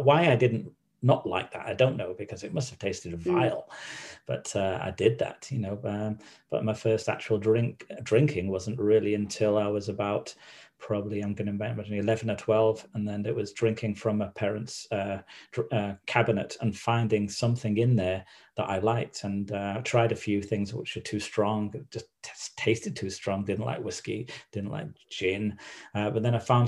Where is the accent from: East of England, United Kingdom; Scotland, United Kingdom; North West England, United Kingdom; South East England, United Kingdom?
North West England, United Kingdom; Manchester; I grew up in Manchester, in a few different places. But the Manchester I remember was a place called Stretford in Manchester